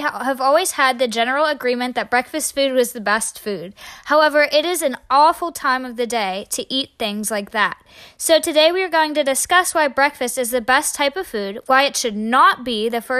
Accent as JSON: {"language": "English", "area": "Fort Cherry", "region": "Pennsylvania", "country": "United States", "tie": "born or raised there", "said": "I'm a native of Fort Cherry and I am a senior."}